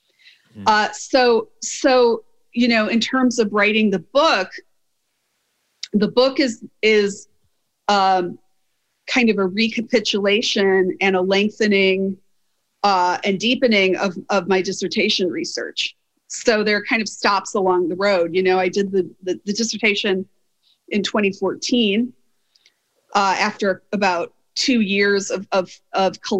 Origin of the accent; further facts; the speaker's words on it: Wisconsin, United States; I'm from Wisconsin